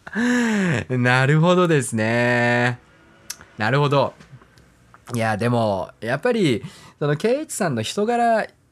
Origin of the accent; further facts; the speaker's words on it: Hokkaido, Japan; moved away; also born or lived in Sapporo; 僕もね、あの、北海道出身で、ずっとね、あのー、札幌に住んでたんですけれども